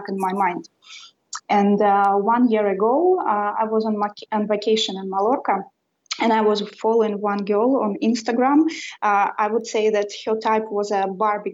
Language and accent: English; Russia; English is a second language; now in Sweden; I was born and raised in Russia